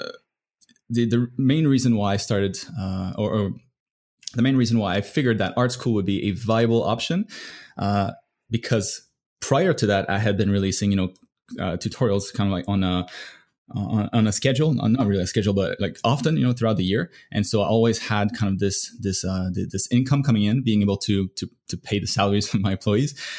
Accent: Canada; now in United States; I'm from Canada

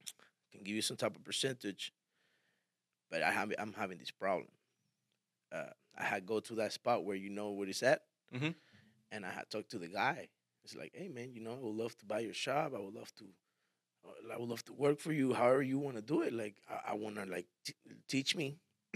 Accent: Miami, Florida, United States; And I liked it in a way because I come from Miami, man. You know, I'm used to all this.

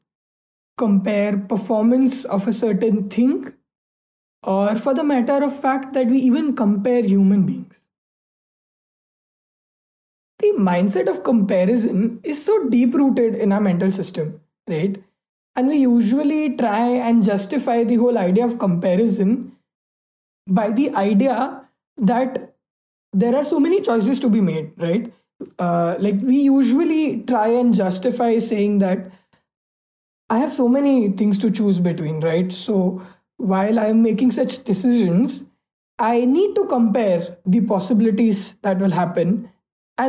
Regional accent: India; being an Indian

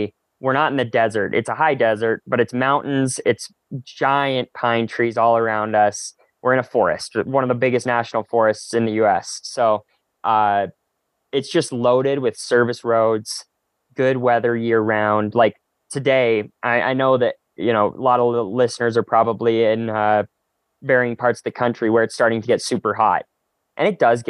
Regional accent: Salt Lake City, Utah, United States; also born or lived in Calgary, Alberta, Canada; now in Flagstaff, United States; I've lived at altitude my whole life. I was born at just above 3,500 feet in Calgary, Alberta, and I was raised in Salt Lake City, Utah, which is just under 5,000 feet.

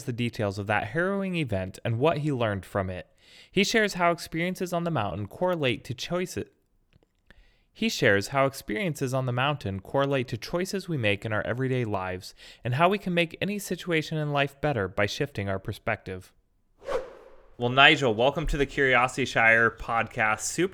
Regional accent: Alaska, United States; I'm actually from Alaska

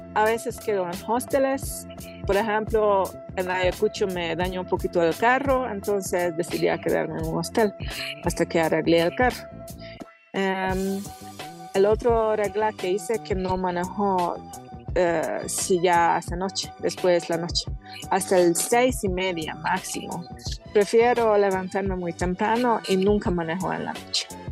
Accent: Hungary; Spanish is a second language; moved away as an adult; soy húngara de Hungría, que es una tierra sin montañas y mi pueblo es la mitad del plano, cero montañas

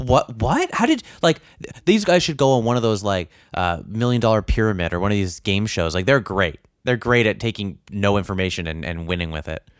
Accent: Canada; being a Canadian

